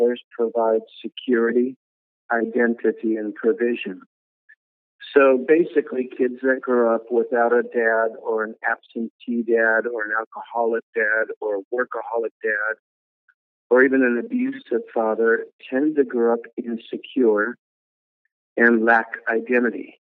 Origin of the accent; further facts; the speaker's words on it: Cook, Minnesota, United States; born there; Well, I was born in Minnesota. It's a little town in what's called the Iron Range of Minnesota, way up north, about 30 minutes from Canada, up in that little Arrowhead area, a little tiny town called Cook, Minnesota.